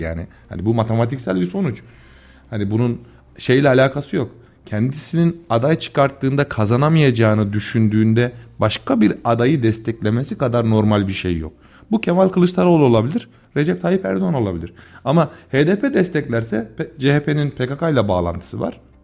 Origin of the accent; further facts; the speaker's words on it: Tomarza, Kayseri Province, Turkey; ben Tomarza Gülveren'de yetişmiş. Babası burada esnaf olan birisiyim.